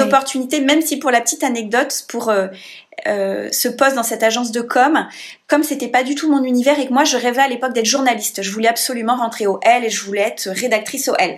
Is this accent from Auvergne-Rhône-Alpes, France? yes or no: yes; Grenoble, Auvergne-Rhône-Alpes, France; moved away; also born or lived in Paris; je suis grenobloise de naissance et donc j'ai passé autant de temps au conservatoire de Grenoble et à l'école de musique de la ville d'à côté que à l'école, au primaire, au collège et au lycée